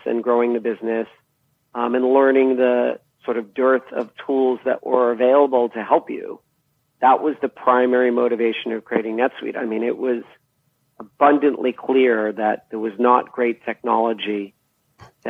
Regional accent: Boston, Massachusetts, United States; moved away as an adult; also born or lived in East Coast of the U.S.; now in California, United States; I grew up, you know, where some of the more, origin companies of the computer revolution were, Digital Equipment Corporation, companies like that, that were in the Boston area

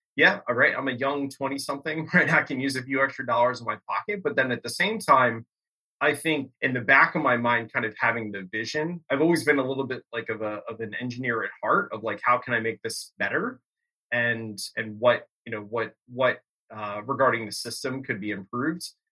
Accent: Bucks County, Pennsylvania, United States; growing up in Bucks County, PA

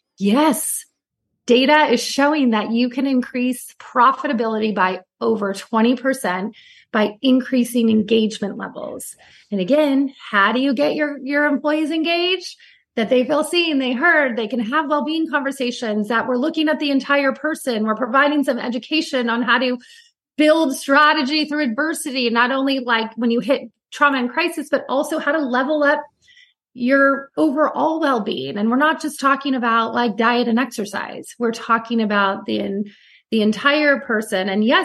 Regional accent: Santa Cruz, California, United States; now in Newport Beach, United States; I am a California girl through and through, and that I grew up on the Monterey Bay in like Santa Cruz and surfing. And now I live in Newport Beach, which is also on the water.

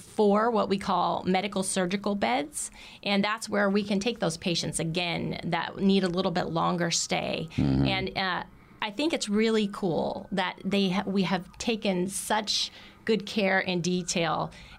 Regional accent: Indiana, United States; And because I'm originally from Indiana, I'm pretty sure they must also have cows.

